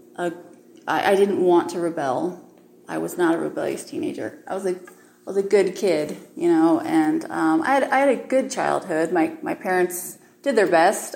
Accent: Utah, United States; I was raised in Utah

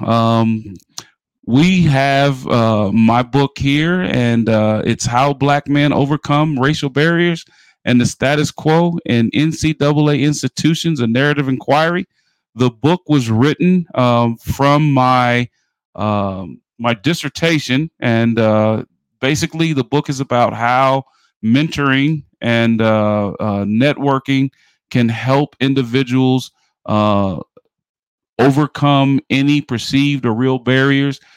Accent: New York City, New York, United States; moved away; also born or lived in St. Louis, Missouri; I'm from New York City. I grew up in the Bronx

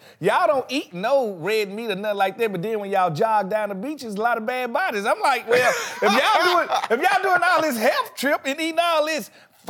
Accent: Mississippi, United States; I'm from Mississippi.

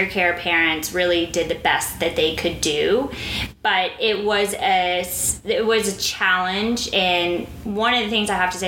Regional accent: Fort Worth, Texas, United States; moved away as an adult; also born or lived in France / Dubai, United Arab Emirates; I was born in Fort Worth, Texas

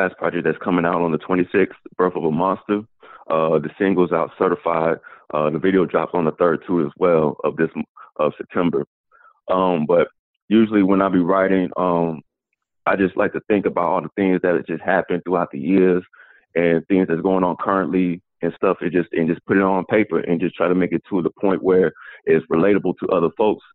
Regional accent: Atlanta, Georgia, United States; I'm from Atlanta, Georgia

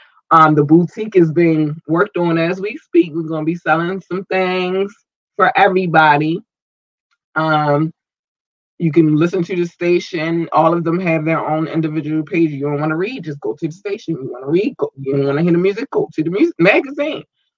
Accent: United States; United States, always, always my first love. This is my country. This is my home country. This is where I'm from.

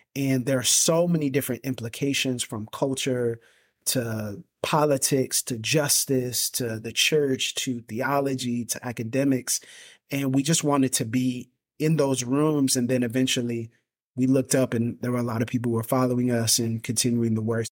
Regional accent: Pensacola, Florida, United States; I was born and raised in Pensacola, Florida

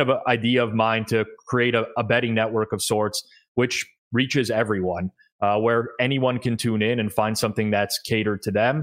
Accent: Toronto, Ontario, Canada; I am Canadian, born and raised in Toronto.

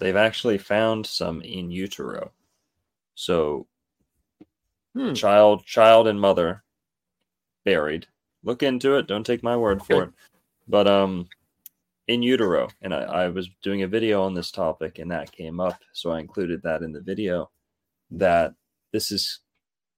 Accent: near Boynton Beach, Florida, United States; Boynton Beach is close to my hometown

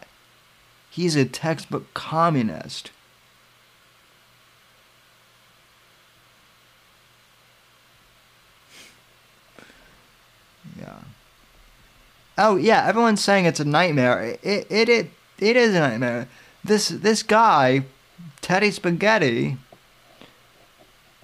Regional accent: Colorado, United States; now in Florida, United States; I'm originally from Colorado, and I live in Florida now

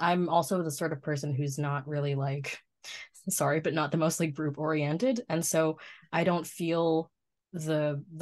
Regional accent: Ottawa, Ontario, Canada; moved away as an adult; also born or lived in Philippines / Japan; I was born and raised in Canada

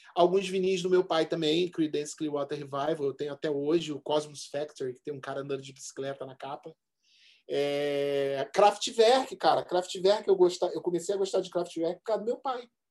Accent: Rio de Janeiro, Brazil; moved away as an adult; now in São Paulo, Brazil; Minha vida foi toda, assim, Zona Norte na veia

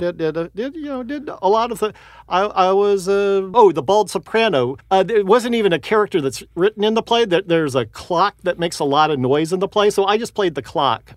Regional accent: Houston, Texas, United States; moved away as an adult; grew up in Houston, went to film school at the University of Texas.

